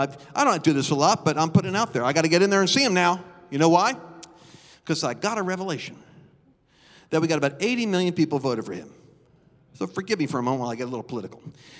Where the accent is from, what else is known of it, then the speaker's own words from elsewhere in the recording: New Hope, Pennsylvania, United States; I remember one picture I had of New Hope, Pennsylvania. I came from New Hope, and when I first got filled with the Spirit, I did a slideshow.